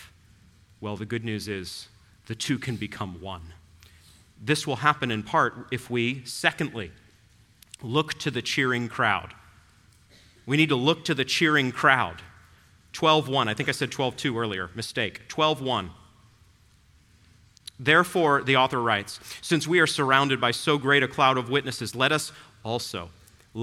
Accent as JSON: {"language": "English", "region": "New England", "country": "United States", "tie": "born or raised there", "moved": "yes", "said": "I grew up in New England"}